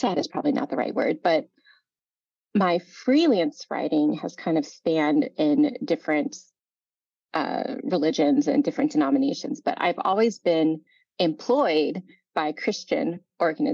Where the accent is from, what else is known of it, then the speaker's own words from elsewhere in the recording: Indiana, United States; I'm a native Hoosier. I'm from Indiana